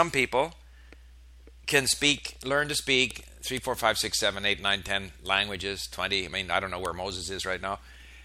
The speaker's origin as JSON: {"language": "English", "town": "Montreal", "region": "Quebec", "country": "Canada", "tie": "born or raised there", "also_born_or_lived": "Sweden", "said": "I was born in Sweden, moved to Canada when I was 5"}